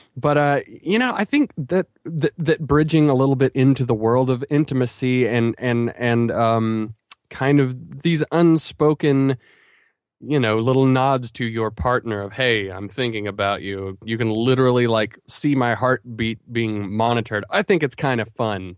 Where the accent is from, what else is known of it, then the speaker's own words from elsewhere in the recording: Asheville, North Carolina, United States; my hometown of Asheville